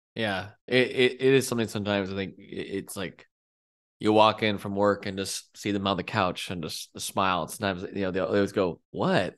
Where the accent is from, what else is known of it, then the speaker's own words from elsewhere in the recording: California, United States; I grew up in California